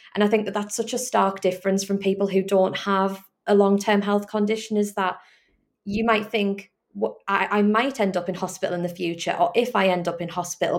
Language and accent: English; the Northeast, North East England, United Kingdom; I'm obviously from the Northeast.